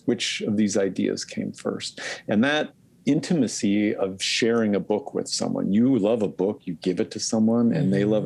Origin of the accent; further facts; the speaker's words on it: Spokane Valley, Washington, United States; growing up in the Spokane Valley